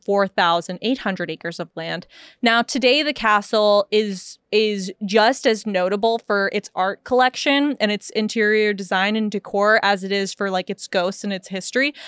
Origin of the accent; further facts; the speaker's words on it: United States; I'm American